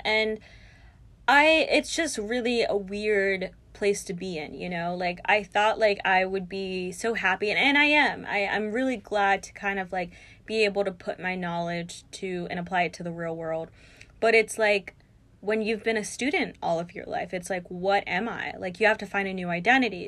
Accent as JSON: {"language": "English", "region": "North Carolina", "country": "United States", "tie": "born or raised there", "also_born_or_lived": "Brooklyn, New York", "moved": "as an adult", "lives_now": "New York City, United States", "said": "we moved to North Carolina, and that's where I went to pretty much, like, all of my schooling"}